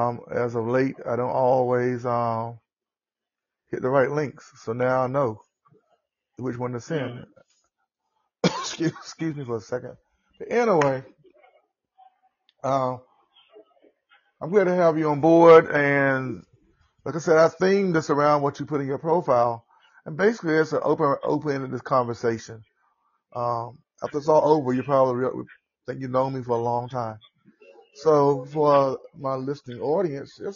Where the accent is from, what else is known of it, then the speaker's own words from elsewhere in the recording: the South, United States; accent: southern; this is my southern accent, so I'm in the south.